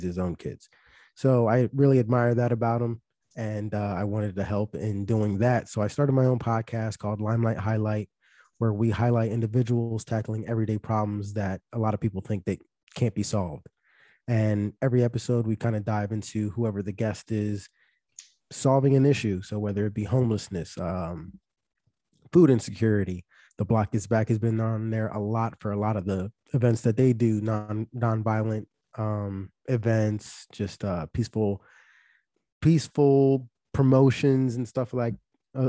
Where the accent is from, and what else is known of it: Philadelphia, Pennsylvania, United States; born or raised there; moved away as an adult